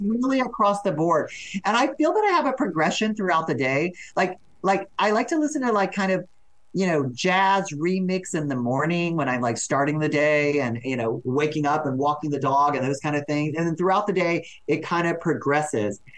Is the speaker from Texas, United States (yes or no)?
yes; Texas, United States; I'm from Texas.